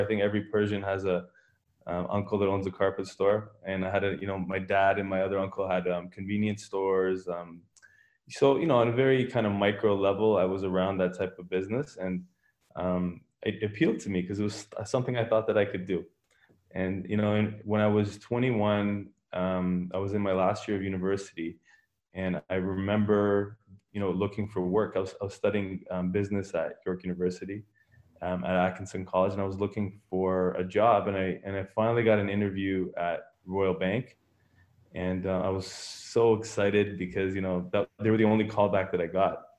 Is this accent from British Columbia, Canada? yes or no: no; Richmond Hill, Ontario, Canada; also born or lived in Iran; I pretty much grew up in Canada. I, I was in Richmond Hill my whole life